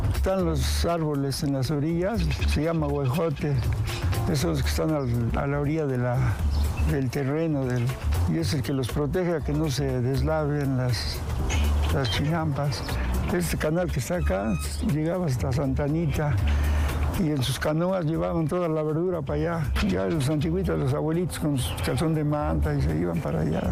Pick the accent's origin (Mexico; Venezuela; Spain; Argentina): Mexico; Xochimilco, Mexico City; Yo nací en Xochimilco y fui campesino